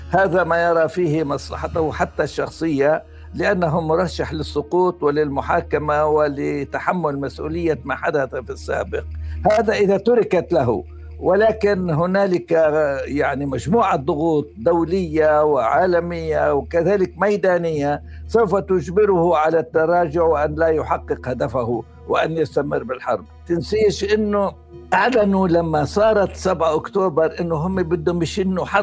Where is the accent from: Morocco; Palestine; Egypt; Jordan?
Palestine; إحنا في حالة جيدة جداً كفلسطينيين